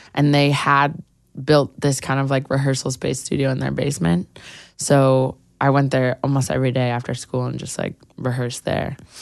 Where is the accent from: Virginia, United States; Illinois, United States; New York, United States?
New York, United States; New York City; I grew up on the Upper West Side